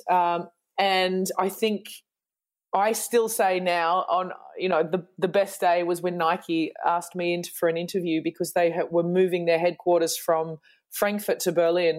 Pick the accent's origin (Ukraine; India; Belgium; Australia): Australia; moved away as an adult; now in Germany; I'm an Australian who moved to Germany, oh God, almost 16